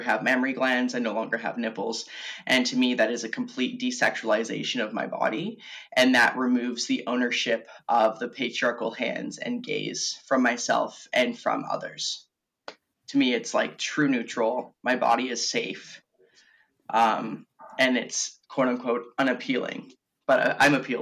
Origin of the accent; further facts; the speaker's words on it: Victoria, British Columbia, Canada; I'm born and raised on Vancouver Island in Victoria.